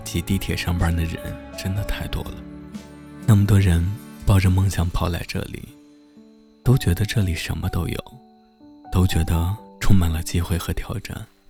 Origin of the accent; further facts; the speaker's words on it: Chongqing, China; moved away; also born or lived in Beijing; 我想起我小时候住在重庆的山里